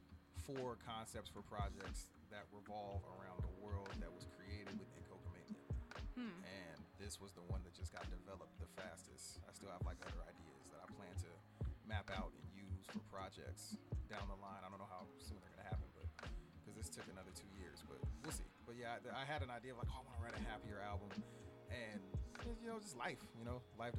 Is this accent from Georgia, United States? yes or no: no; San Bernardino, California, United States; I'm from San Bernardino